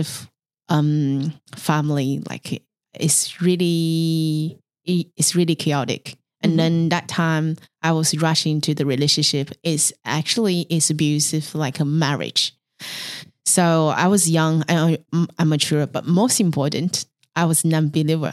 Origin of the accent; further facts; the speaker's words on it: Beijing, China; English is a second language; moved away as an adult; also born or lived in Mongolia; now in Melbourne, Australia; So I was born in Mongolian, and then I grew up in China, mainland Beijing.